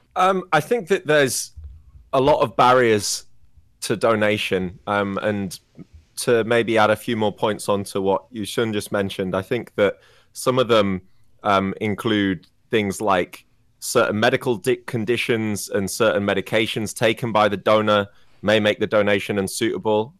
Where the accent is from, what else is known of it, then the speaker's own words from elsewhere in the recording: England, United Kingdom; I wasn't brought up in Wales, I was brought up in England